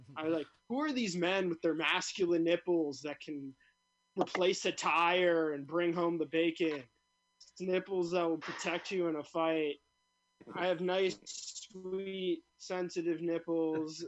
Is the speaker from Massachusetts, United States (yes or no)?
no; New York City, New York, United States; I grew up in Brooklyn, never the Brooklyn that people like expect